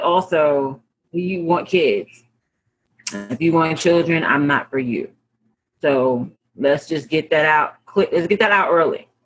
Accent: New York City, New York, United States; I'm a New Yorker.

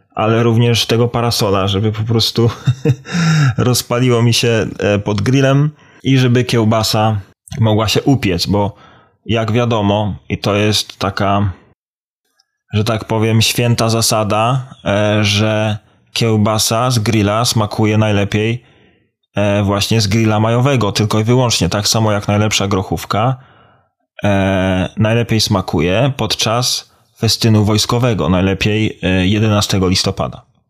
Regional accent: Poland; now in Ireland; jako dumny Polak z krwi i kości

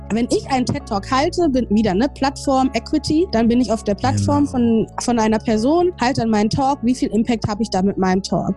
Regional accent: Ruhr area, North Rhine-Westphalia, Germany; moved away as an adult; also born or lived in Essen / Ghana / New York; now in Berlin, Germany; ich bin also eine Pottpflanze, ich komme aus dem Ruhrpott

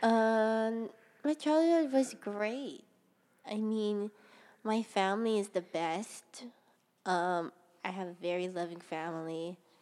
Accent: Ewa Beach, Hawaii, United States; also born or lived in Honolulu, Hawaii; I was born in Honolulu, Hawaii, at Kapiolani Medical Center. And I was a bor, I mean, I was raised in Eva Beach, seventy-six South

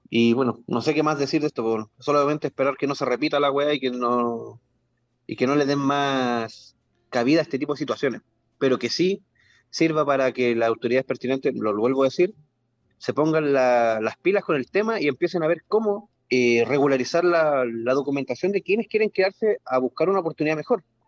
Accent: Chile; en mi, en mi país

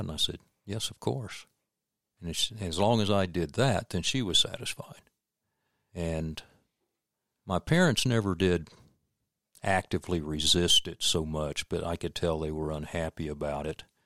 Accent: Florida, United States; also born or lived in Dexter, Missouri / Winter Haven, Florida / Lake City, Florida; we moved to Florida when I was almost six years old

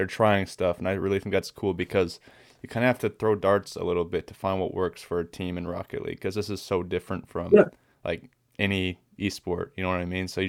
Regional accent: Kansas City, United States; I'm from the Kansas City area, so I'm a big Pioneers guy.

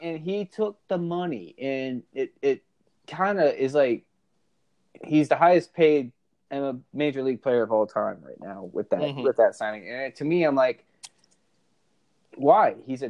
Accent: Maryland, United States; I grew up in Maryland.

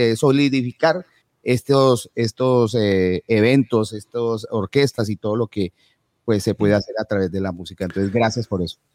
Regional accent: Colombia; somos colombianos

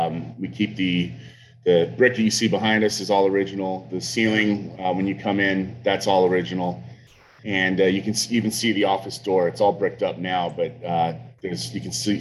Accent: Pittsburgh, Pennsylvania, United States; moved away as an adult; now in Charleston, United States; We grew up in Pittsburgh. Me and my family have been there for a very long time.

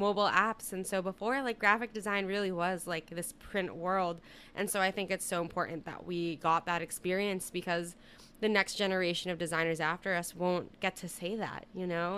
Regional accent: Southern California, United States; now in New York City, United States; currently based out of New York City, but I'm originally from Southern California

